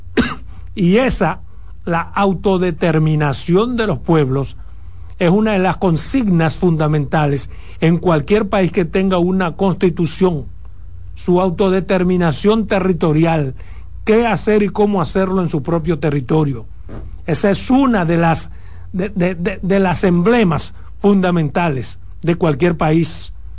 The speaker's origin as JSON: {"language": "Spanish", "country": "Dominican Republic"}